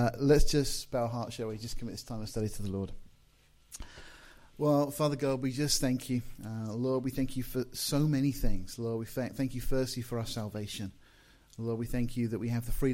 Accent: Deal, South East England, United Kingdom; now in Portsmouth, United Kingdom; I was born in Deal in Kent

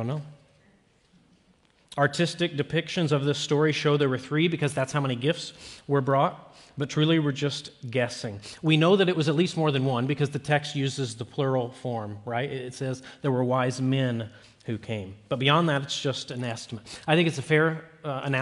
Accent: Peoria, Illinois, United States; I was born in January of 1985 or 84 in Peoria, Illinois

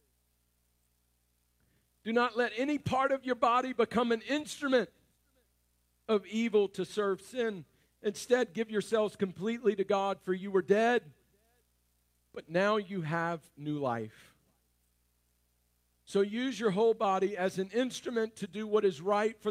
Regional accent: North Louisiana, United States; I'm from North Louisiana, so I am a redneck

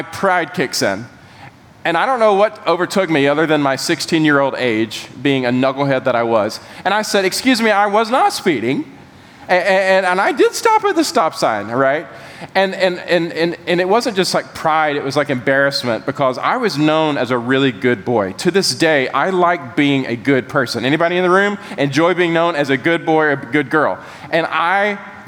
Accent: Bolingbroke, Georgia, United States; 16 years old and I lived in a small little suburb of Macon. If Macon were a big enough city, this would be a suburb. It was called Bolingbrook, Georgia. Georgia being my home state.

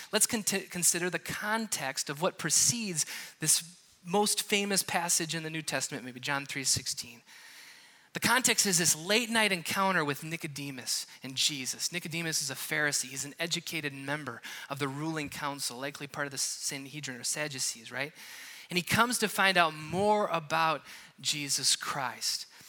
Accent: Wisconsin, United States; moved away; I'm from Wisconsin, and I was just there

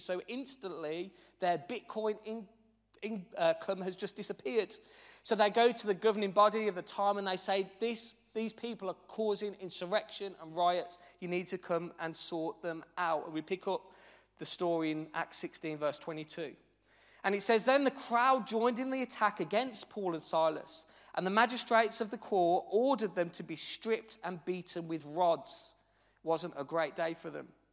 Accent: Birmingham, West Midlands, United Kingdom; as you'll be able to tell by my dulcet, very exotic tones as I preach, I'm actually from Birmingham

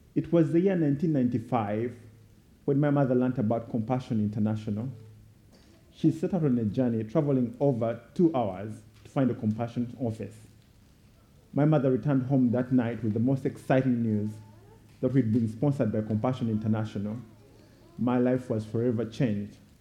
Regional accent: Uganda; I was born and raised in Uganda

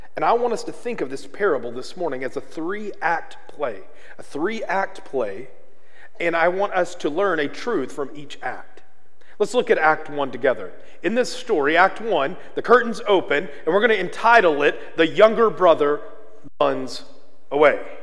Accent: Arkansas, United States; I'm from Arkansas, and one of the things we have a lot of is hog farms.

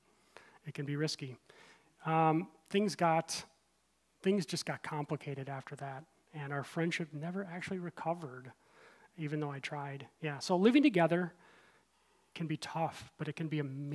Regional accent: Midwest, United States; moved away; also born or lived in Aurora / Naperville; I grew up in the Midwest

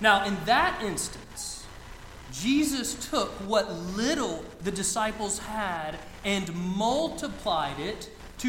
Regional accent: Lake Lanier, northeast Georgia, United States; So I grew up on Lake Lanier in northeast Georgia. It's about an hour north of Atlanta

